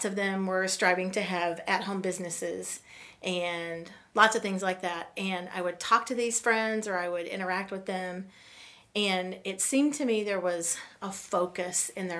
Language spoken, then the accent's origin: English; the South, Louisiana, United States; moved away as an adult; now in Iowa, United States; I'm from the South